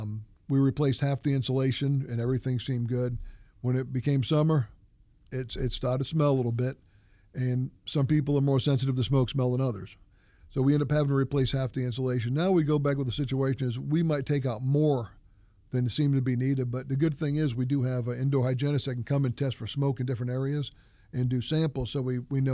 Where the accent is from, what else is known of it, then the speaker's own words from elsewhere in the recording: New Hampshire, United States; For me, I grew up in New Hampshire. So I like personal service. I grew up in a small town.